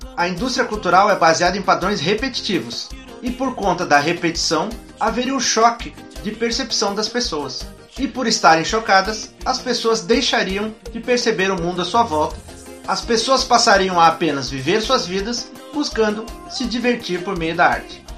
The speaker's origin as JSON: {"language": "Portuguese", "country": "Brazil", "said": "nós próprios, enquanto brasileiros"}